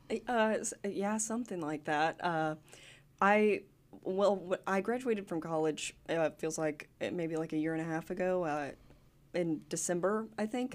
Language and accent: English; Gravette, Arkansas, United States; born or raised there; also born or lived in Hope, Arkansas / Smackover, Arkansas